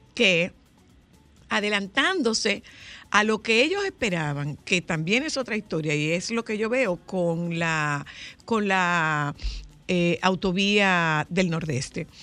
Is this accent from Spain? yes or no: no; Nagua, María Trinidad Sánchez, Dominican Republic